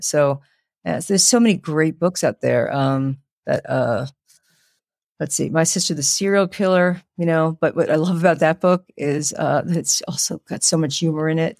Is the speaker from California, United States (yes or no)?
no; New York City, New York, United States; I grew up in the Bronx, Pelham Bay